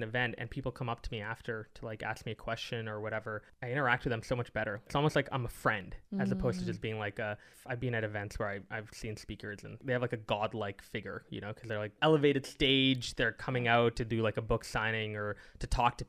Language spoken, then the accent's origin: English; Singapore; I lost to Singapore, which is where I'm born. So it's kind of sad to lose to your home country, in my home country